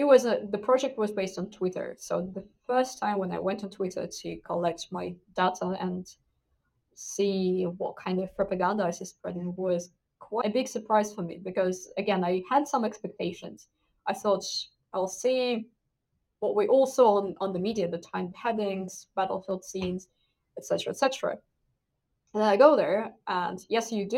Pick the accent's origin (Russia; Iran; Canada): Russia; moved away as an adult; now in United Kingdom; I'm originally from Russia. So I did my degree in international relations in my hometown